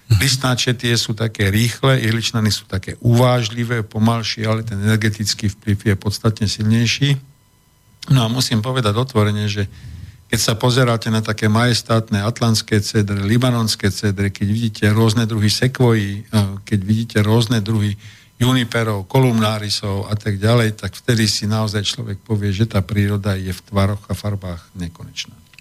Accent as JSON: {"language": "Slovak", "town": "Bratislava", "region": "Bratislava Region", "country": "Slovakia", "said": "ja som z Bratislavy"}